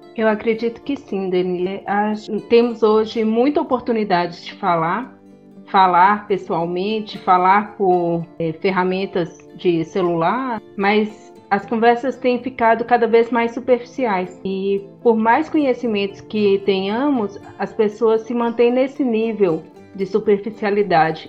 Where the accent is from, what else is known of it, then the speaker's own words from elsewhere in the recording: Montes Claros, Minas Gerais, Brazil; Eu também sou mineira, sou daqui de Montes Claros.